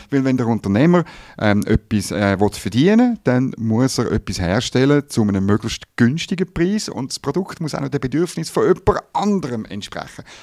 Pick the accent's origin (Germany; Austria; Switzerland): Switzerland; natürlich ist das gratis Mut, wenn ich das als Schweizer sage, ich ziehe nicht in den Krieg